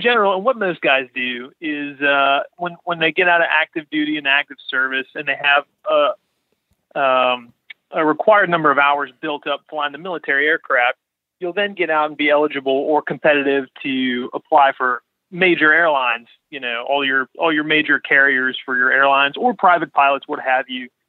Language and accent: English; Latrobe, Pennsylvania, United States; I'm from near Pittsburgh, so a little town called Lake Trib